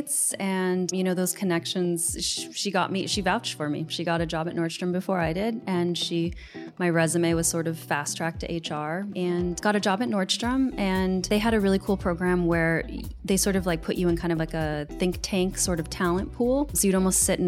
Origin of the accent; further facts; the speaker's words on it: Seattle, Washington, United States; moved away as an adult; also born or lived in New York City; I'm from Seattle originally.